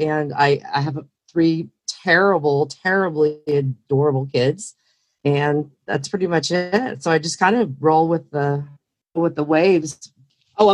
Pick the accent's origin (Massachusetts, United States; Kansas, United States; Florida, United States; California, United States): California, United States; I came from California, Northern California, where I was in the dot-com world